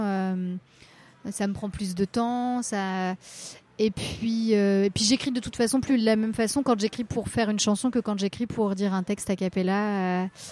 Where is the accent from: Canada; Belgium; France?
France; Rennes, Brittany; moved away as an adult; now in Paris, France; je, suis née à Rennes et j'ai grandi dans, un petit, dans une petite ville dans la métropole rennaise et je suis restée dans ce coin-là jusqu'à mes 20 ans où après je suis arrivée euh, à, Paris